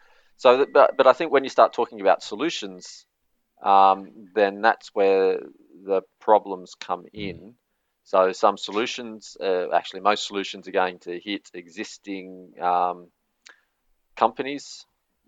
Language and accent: English; Australia; now in Norway; I'm from Australia